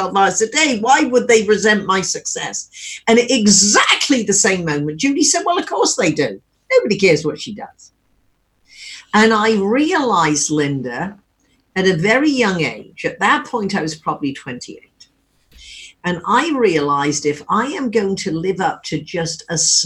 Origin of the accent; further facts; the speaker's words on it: Wimborne, South West England, United Kingdom; moved away as an adult; now in California, United States; when we grew up in Wimborne